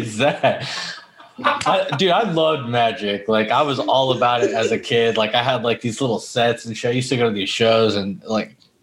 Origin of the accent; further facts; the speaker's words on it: Florida, United States; I'm born and raised in Florida, so it's pretty trashy.